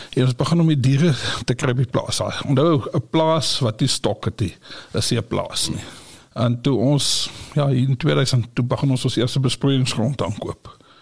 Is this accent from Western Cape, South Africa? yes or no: no; Kimberley, Northern Cape, South Africa; Ek is in Kimberley gebore, groot geword, skool gaan Diamantveld in Kimberley.